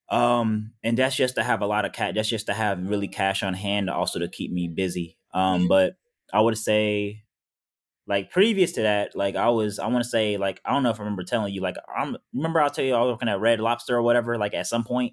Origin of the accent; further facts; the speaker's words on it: Powder Springs, Georgia, United States; I was raised in Powder Springs, Georgia